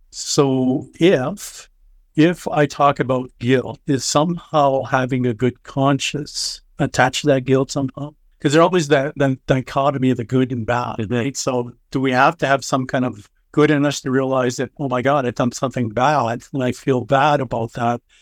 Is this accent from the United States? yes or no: no; Canada; I'm Canadian